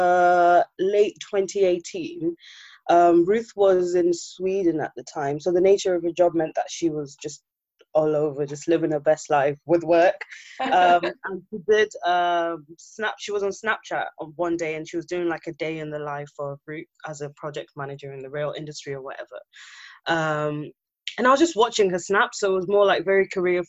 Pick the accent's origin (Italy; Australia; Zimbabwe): Zimbabwe; now in United Kingdom; we're both from Zimbabwe, and a lot of us came here maybe late 90s, early 2000s, like our parents moved here